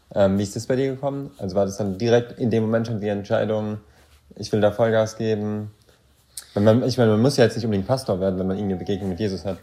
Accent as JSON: {"language": "German", "country": "Germany", "said": "als Deutscher"}